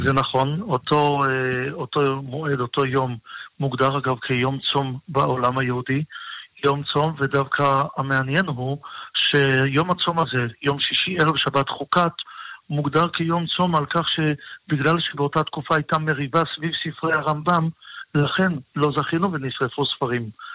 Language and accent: Hebrew; Tel Aviv, Tel Aviv District, Israel; גדלתי בתל אביב, ובוודאי שתל אביב של היום אינה תל אביב של פעם